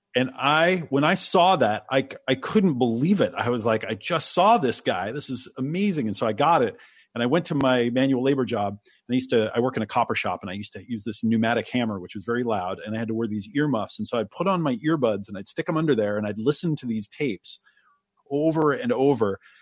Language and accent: English; Oregon, United States; also born or lived in New York; I was born in New York and they didn't want me to grow up in the city, so they moved to Oregon